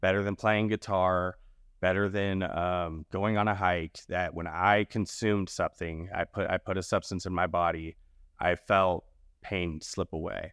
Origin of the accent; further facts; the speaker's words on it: the South, United States; moved away; I'm from the South primarily